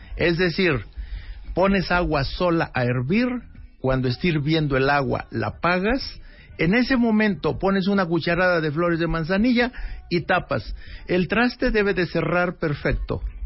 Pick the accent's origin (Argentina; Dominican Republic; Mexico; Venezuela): Mexico; somos salados los mexicanos